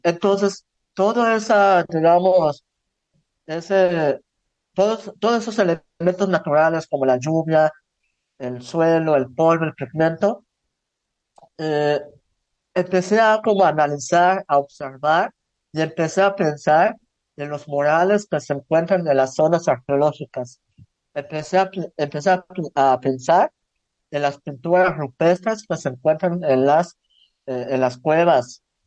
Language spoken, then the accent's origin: Spanish; Tzucacab, Yucatán, Mexico; Soy del municipio de Zan, en Yucatán, eh, donde el 90% de las personas son mayablantes.